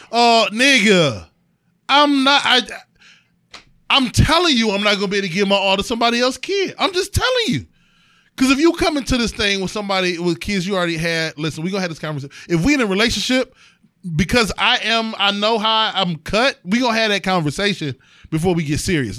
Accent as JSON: {"language": "English", "town": "East Cleveland", "region": "Ohio", "country": "United States", "also_born_or_lived": "Euclid, Ohio", "said": "I'm from fucking East Cleveland"}